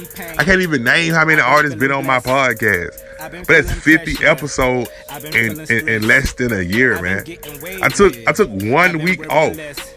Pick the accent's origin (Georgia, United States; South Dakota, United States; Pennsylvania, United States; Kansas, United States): Georgia, United States; Atlanta; I'm from Atlanta.